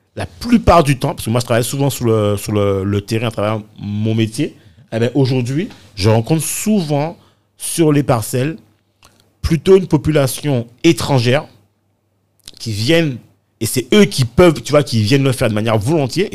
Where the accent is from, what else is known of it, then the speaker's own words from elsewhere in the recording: Morne-à-l'Eau, Guadeloupe; je suis originaire de Moranalo, pas du, côté de, de ma mère